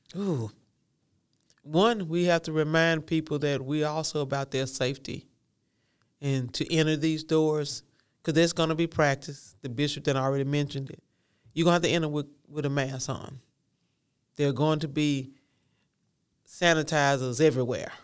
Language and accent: English; the South, United States; I'm from the South